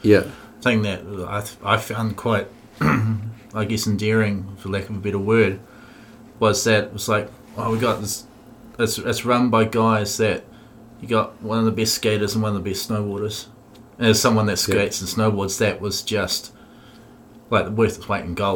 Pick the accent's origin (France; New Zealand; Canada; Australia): New Zealand; Dunedin, Otago; I grew up in Dunedin skating in the 90s